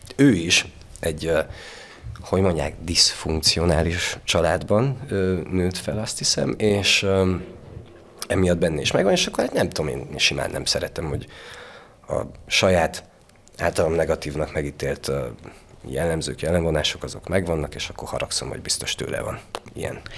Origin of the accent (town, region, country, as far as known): Sfântu Gheorghe, Covasna County, Romania; born or raised there; accent: Székely